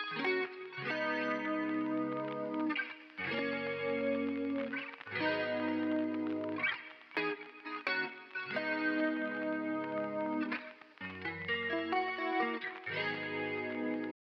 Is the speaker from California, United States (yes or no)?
yes; Bay Area, California, United States; being from the Bay Area